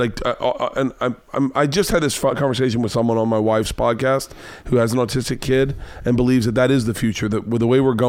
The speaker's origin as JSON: {"language": "English", "region": "the South", "country": "United States", "tie": "born or raised there", "said": "I grew up in the South."}